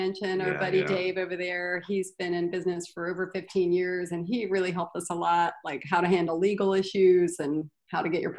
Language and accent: English; North Carolina, United States; now in Portland, United States; I come from North Carolina.